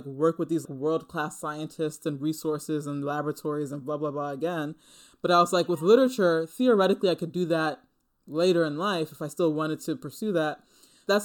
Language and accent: English; New Jersey, United States; born or raised there; also born or lived in Manhattan, New York